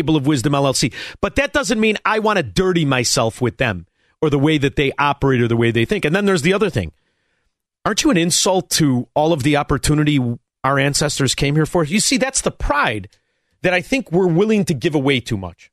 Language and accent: English; Melrose Park, Illinois, United States; everybody I grew up with in Melrose Park